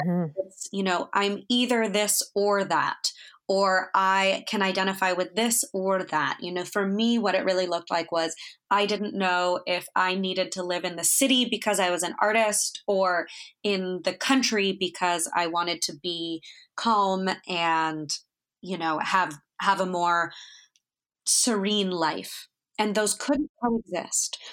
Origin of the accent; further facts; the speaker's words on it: Northern California, United States; I grew up in Northern California